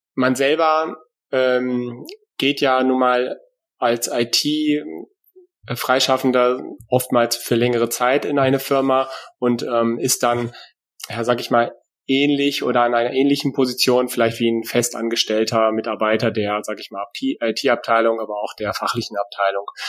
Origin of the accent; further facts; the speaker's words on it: Germany; now in Hesse, Germany; lebe hier im hessischen Exil, äh, weil eigentlich bin ich nämlich aus Friese